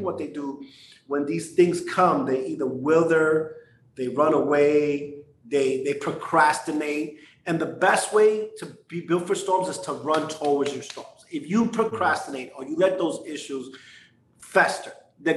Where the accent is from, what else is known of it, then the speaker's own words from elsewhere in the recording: New York City, New York, United States; growing up in New York, a Puerto Rican